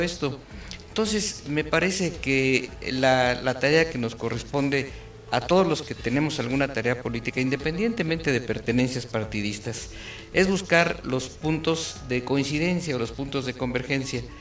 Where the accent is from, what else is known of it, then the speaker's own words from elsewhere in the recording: Querétaro, Mexico; somos queretanos de toda la vida, familias queretanas